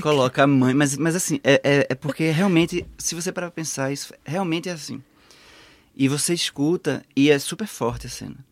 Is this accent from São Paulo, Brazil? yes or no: no; Pernambuco, Brazil; moved away as an adult; now in Portugal; o maior museu do estado de onde eu venho